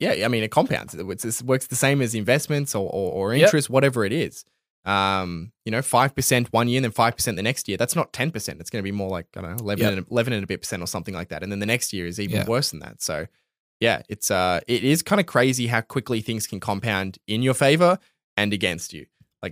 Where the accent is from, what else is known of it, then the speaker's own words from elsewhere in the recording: Australia; like I'm not even like considering myself like Australian when I read it, which is kind